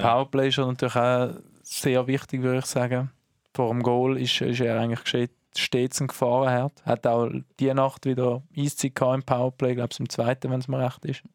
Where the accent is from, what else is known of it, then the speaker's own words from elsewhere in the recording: Herisau, Appenzell Ausserrhoden, Switzerland; auch mein Geburtsort